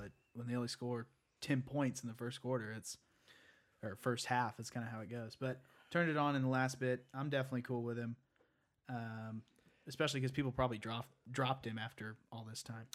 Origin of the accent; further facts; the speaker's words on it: Texas, United States; Patrick Mahomes is from like 20 miles from my hometown